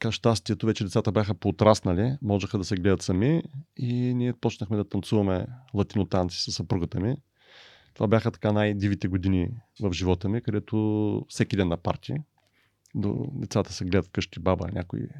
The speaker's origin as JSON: {"language": "Bulgarian", "country": "Bulgaria", "said": "И, и тук е въпросът какво ние мечтаем като българи."}